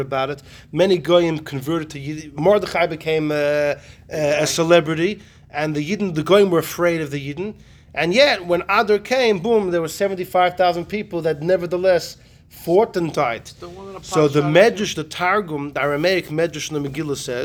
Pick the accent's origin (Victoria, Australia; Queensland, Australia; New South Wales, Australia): Victoria, Australia; Melbourne; moved away; I grew up in Australia